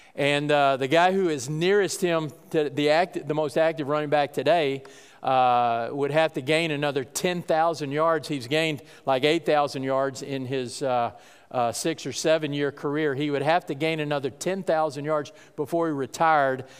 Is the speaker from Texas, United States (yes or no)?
yes; North Texas, United States; I grew up in North Texas